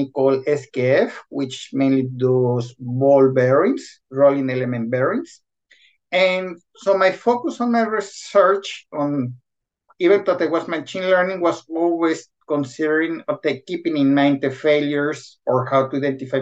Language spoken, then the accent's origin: English; Guadalajara, Jalisco, Mexico; moved away as an adult; also born or lived in Querétaro, Mexico; now in Sweden; I'm originally from Guadalajara, where I study mechatronics